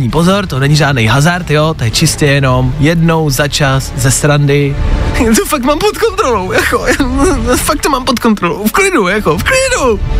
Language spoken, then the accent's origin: Czech; Teplice, Ústí nad Labem Region, Czechia; z Teplic, ale často jezdím do Prahy.